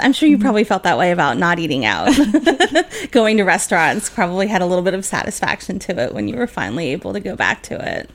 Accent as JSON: {"language": "English", "town": "Philadelphia", "region": "Pennsylvania", "country": "United States", "tie": "born or raised there", "moved": "yes", "said": "I'm originally from Philadelphia, so I'm a water ice girl from way back"}